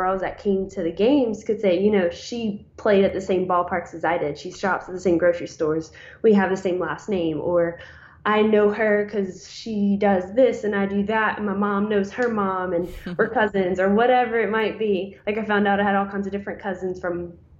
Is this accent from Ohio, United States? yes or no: no; Louisiana, United States; I'm from Louisiana, not county.